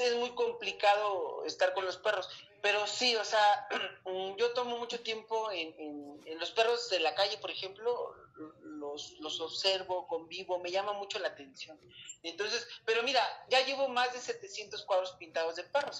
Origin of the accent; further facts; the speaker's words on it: Mexico City, Mexico; also born or lived in Chiapas; vengo de la Ciudad de México